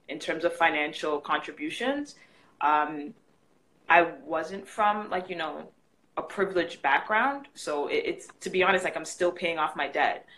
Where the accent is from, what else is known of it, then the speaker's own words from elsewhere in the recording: Canada; I'm Canadian